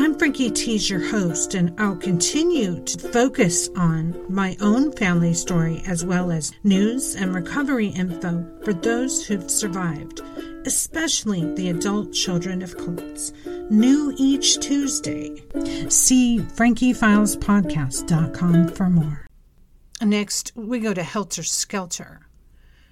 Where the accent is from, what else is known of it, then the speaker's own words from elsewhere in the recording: California, United States; as a person who's grown up and born and raised in California